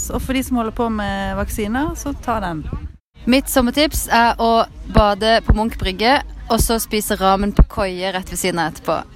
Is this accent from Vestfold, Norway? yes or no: no; Agder, Norway; Mitt sommertips er, siden jeg er fra Sørlandet, å bade masse, sole seg, spise masse is.